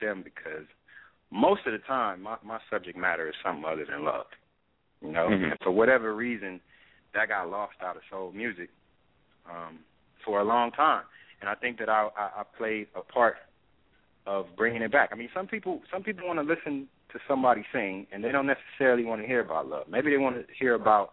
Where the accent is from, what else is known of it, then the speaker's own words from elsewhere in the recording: Compton, California, United States; I'm from Compton.